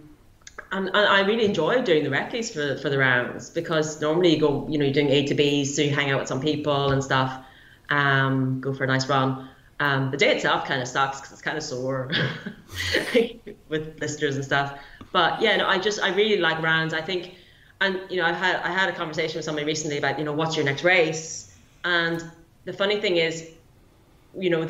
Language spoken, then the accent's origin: English; Derry, Northern Ireland, United Kingdom; born or raised there; moved away; also born or lived in Dublin / Mourne Mountains